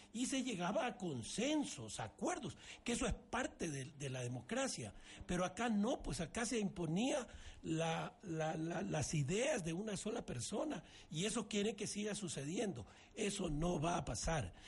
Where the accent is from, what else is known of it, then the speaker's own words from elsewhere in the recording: Ecuador; Todos somos ecuatorianos